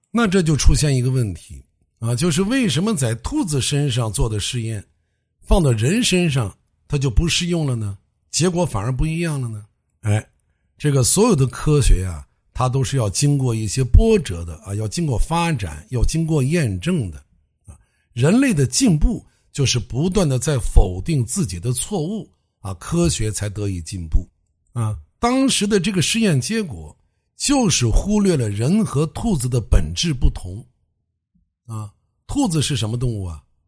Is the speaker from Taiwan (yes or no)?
no; China; 我们中国人